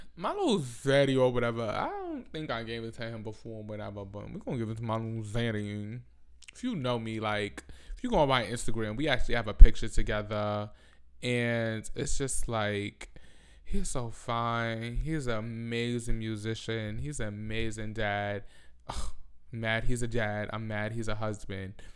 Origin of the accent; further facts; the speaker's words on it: New York City, New York, United States; I'm from the Bronx.